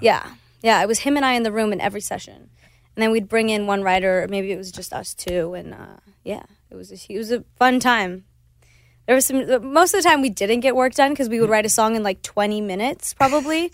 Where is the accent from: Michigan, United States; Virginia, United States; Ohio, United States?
Ohio, United States; Cleveland; first language Spanish; English is a second language; moved away; Spanish is my first language, but I grew up in Cleveland where no one really speaks Spanish